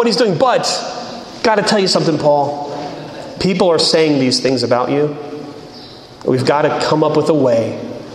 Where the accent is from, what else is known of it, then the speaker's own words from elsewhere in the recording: United States; I am an American